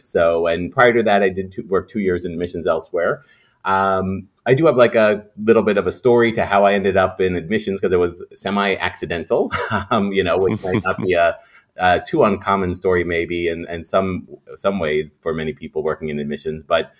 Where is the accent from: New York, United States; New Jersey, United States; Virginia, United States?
New York, United States; Long Island; also born or lived in Rhode Island; I moved back to home where I'm from New York myself, from Long Island as well.